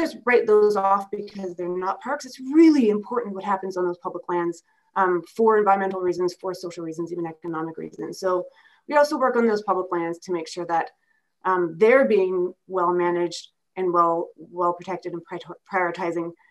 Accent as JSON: {"language": "English", "region": "Manitoba", "country": "Canada", "tie": "born or raised there", "moved": "as an adult", "lives_now": "Alberta, Canada", "said": "I grew up in Manitoba"}